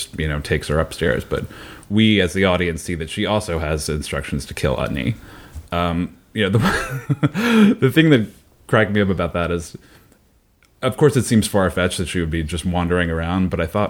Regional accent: New York, United States; Which I grew up in New York, and my parents had a bunch of, you know, rich friends.

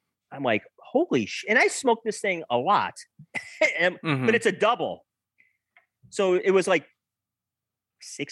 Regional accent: Wisconsin, United States; moved away; I'm from Wisconsin, so I went back this summer. My parents moved back

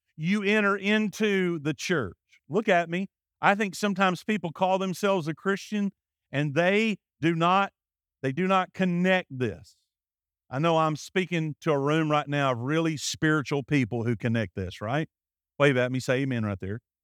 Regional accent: Alabama, United States; I'm from Alabama.

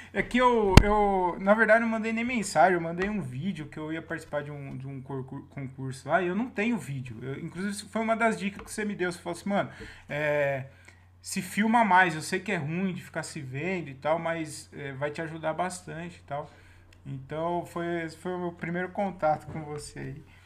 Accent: Jundiaí, São Paulo, Brazil; now in Várzea Paulista, Brazil; Eu falo que eu sou de Jundiaí. Eu moro na, em Várzea Paulista

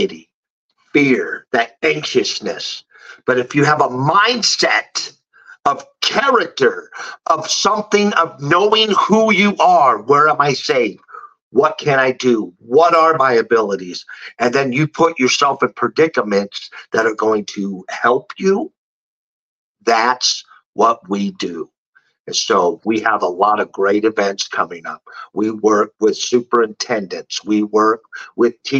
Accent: San Francisco, California, United States; moved away; I'm from San Francisco. I love my hometown

